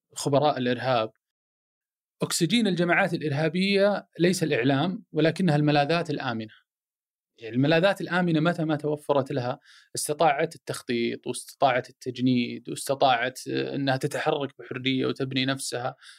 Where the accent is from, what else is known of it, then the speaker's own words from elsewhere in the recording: Saudi Arabia; انا سعودي عربي مسلم هلالي نصراوي